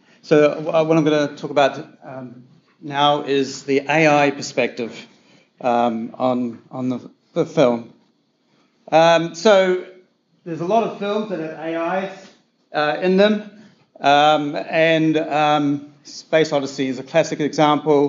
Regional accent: New Zealand; I'm a New Zealander

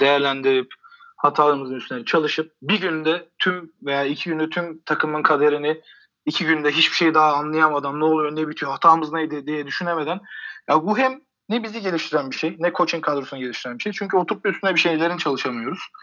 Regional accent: Kuşadası, Aydın, Turkey; Kuşadalıyım ben

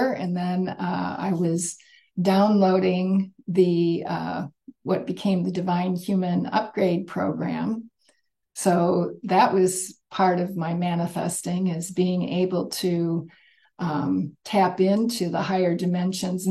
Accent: Michigan near Detroit, United States; I grew up in Michigan near Detroit

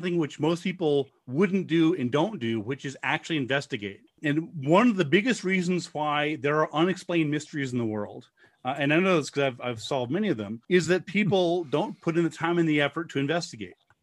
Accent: Corrales, New Mexico, United States; I was commuting from my home where I grew up in Corrales to Albuquerque

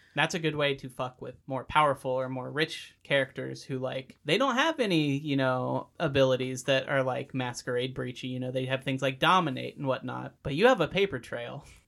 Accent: United States; as an American

